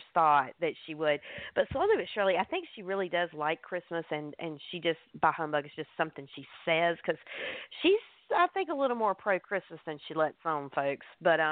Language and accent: English; the South, United States; I'm from the South. We just call it sausage down here.